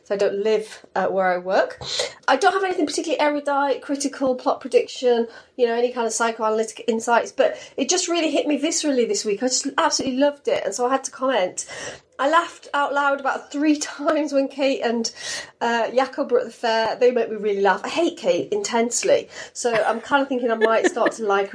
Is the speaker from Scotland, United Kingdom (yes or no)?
no; Cardiff, Wales, United Kingdom; I'm from Rubina in Cardiff